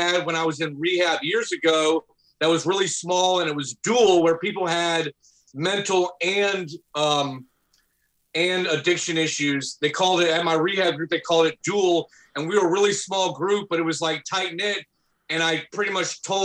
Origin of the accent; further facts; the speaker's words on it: Atlanta, Georgia, United States; moved away as an adult; also born or lived in New York; growing up in Atlanta, we grew up in kind of a very, as a lot of people would call, hood neighborhood